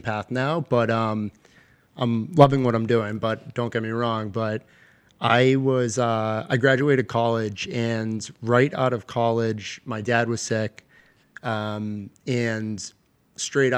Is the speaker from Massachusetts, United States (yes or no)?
yes; Lynnfield, Massachusetts, United States; also born or lived in Boston, Massachusetts; I'm from Linfield originally